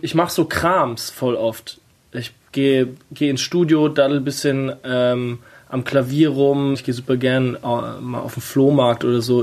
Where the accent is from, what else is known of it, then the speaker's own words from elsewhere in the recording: Kaiserslautern, Rhineland-Palatinate, Germany; now in Berlin, Germany; ich komme ja aus der Pfalz